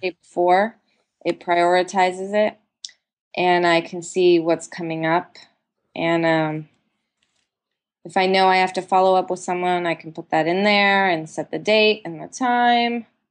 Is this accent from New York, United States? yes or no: no; San Diego, California, United States; now in Los Angeles, United States; I grew up in San Diego